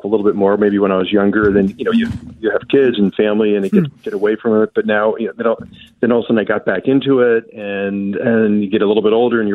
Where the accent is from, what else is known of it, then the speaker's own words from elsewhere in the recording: New Jersey, United States; now in Minnesota, United States; I grew up in New Jersey